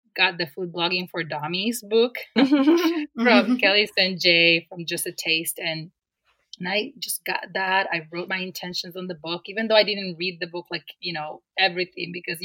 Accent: Dominican Republic; moved away as an adult; now in Rochester, United States; I came all the way from the Dominican Republic to Rochester, New York for college

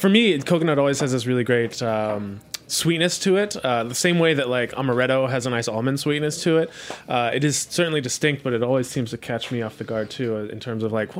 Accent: Cologne, North Rhine-Westphalia, Germany; we were drinking Pilsners most of the time or Kolsch because we're from Cologne, and those are the prominent beers there, and they're delicious.

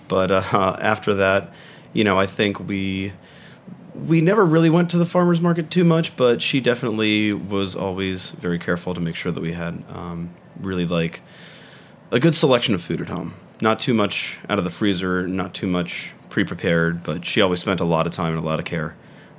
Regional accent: San Marino, California, United States; moved away as an adult; also born or lived in Pasadena; In San Marino, California, a small like city right outside of LA.

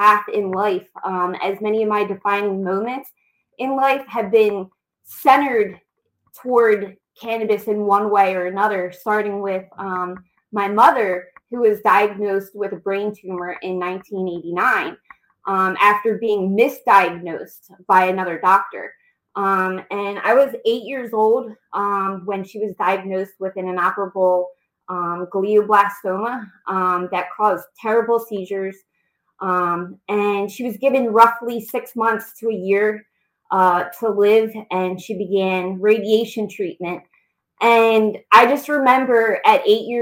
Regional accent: outside Philadelphia, Pennsylvania, United States; also born or lived in Los Angeles area, California; now in Delaware, United States; I'm originally from the Los Angeles area in California, but I grew up outside Philadelphia

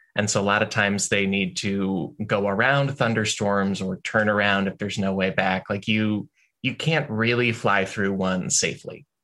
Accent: Illinois, United States; growing up in Illinois, which has a lot of thunderstorms.

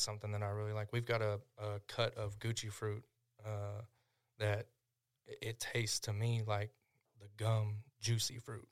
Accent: Tishomingo, Oklahoma, United States; my hometown

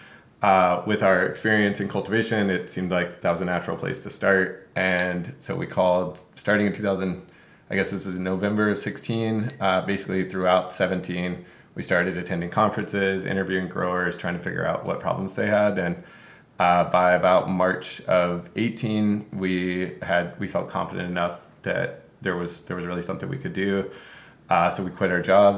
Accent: North Carolina, United States; moved away as an adult; now in California, United States; I grew up in North Carolina

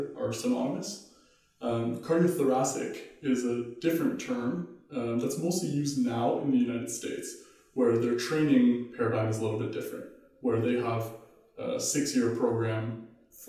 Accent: Ottawa, Ontario, Canada; moved away as an adult; now in Vancouver, Canada; I grew up in Ottawa

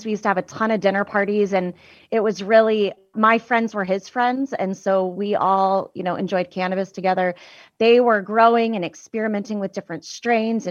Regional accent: United States; I grew up in Tahoe

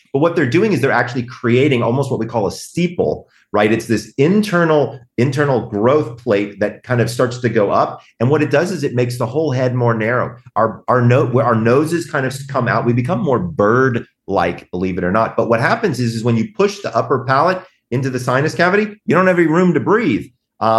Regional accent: the South, United States; I'm from the South

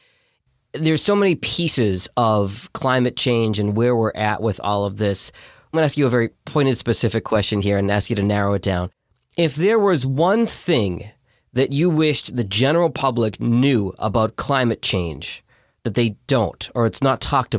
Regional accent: Boston, Massachusetts, United States; now in Detroit, United States; I grew up in Boston, but I live in Detroit now. So my Detroit bias is going to come out here.

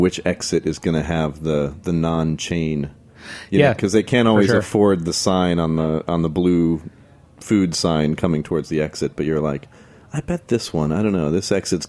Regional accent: Indianapolis, Indiana, United States; now in Brooklyn, United States; Indianapolis, Indiana, my hometown

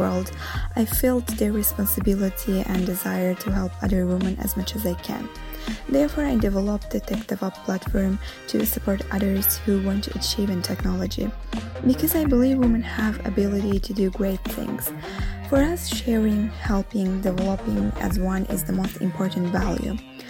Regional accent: Azerbaijan; now in Rome, Italy; a data scientist in Italy. Although I'm living in Rome originally, I am from Azerbaijan.

